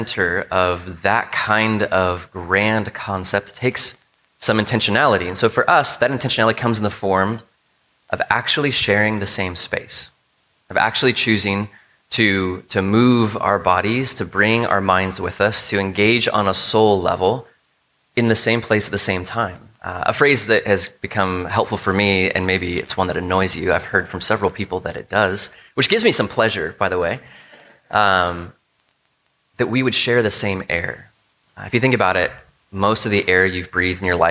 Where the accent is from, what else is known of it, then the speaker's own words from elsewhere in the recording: United States; a lot of us as Americans and as American Christians